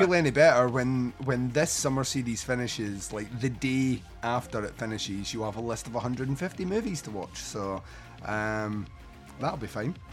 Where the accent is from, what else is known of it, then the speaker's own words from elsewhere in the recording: Scotland, United Kingdom; as a Scotsman